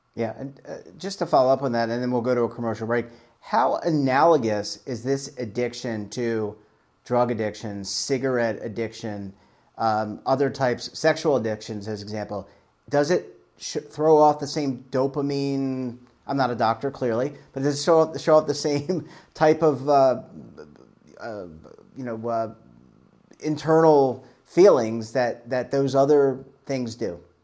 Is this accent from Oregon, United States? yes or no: no; Baltimore, Maryland, United States; moved away; I'm originally from Baltimore